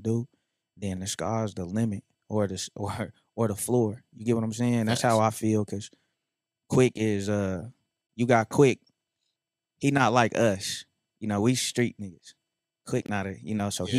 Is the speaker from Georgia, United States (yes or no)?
no; North Las Vegas, Nevada, United States; I'm from North Las Vegas